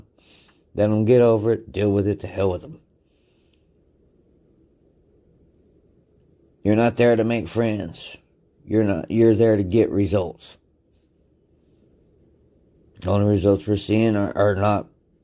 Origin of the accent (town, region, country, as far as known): United States